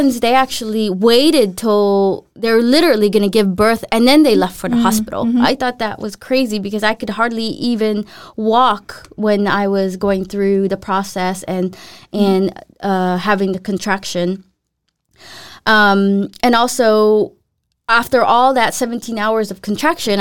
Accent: Los Angeles, California, United States; moved away as an adult; also born or lived in Philippines; now in Denmark; my hometown

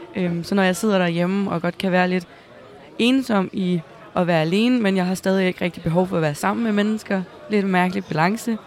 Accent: Næstved, Zealand, Denmark; jeg kommer selv fra Næstved.

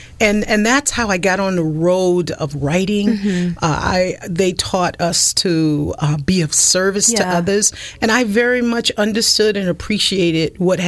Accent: the South, United States; accent: Southern; So I was put into speech, and with those processes, I pretty much lost my Southern accent.

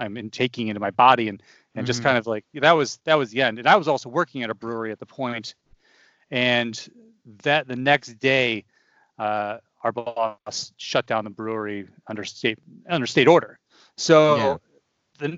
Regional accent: Western New York, United States; moved away as an adult; now in California, United States; I'm from New York originally. I'm from Western New York. And so I moved out here in 2017. I had lived in New York City area for 10 years before

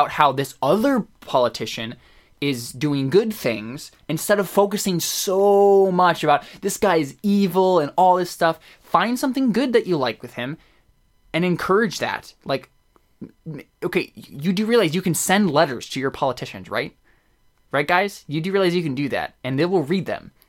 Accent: United States

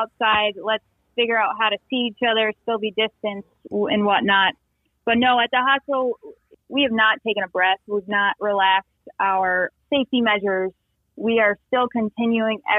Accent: Westfield, Massachusetts, United States; moved away as an adult; also born or lived in Pittsburgh, Pennsylvania; I grew up in Westfield, Massachusetts

